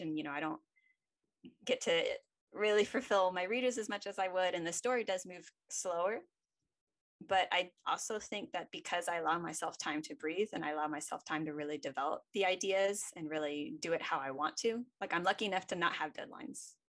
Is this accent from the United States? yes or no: yes; United States; I'm an American girl